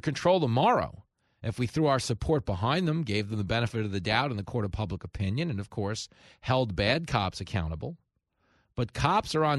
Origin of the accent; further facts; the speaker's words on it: Levittown, New York, United States; I grew up in Levittown, New York